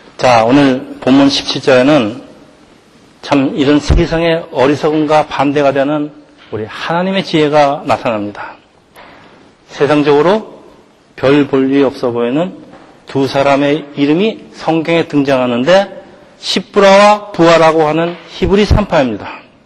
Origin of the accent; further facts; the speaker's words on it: South Korea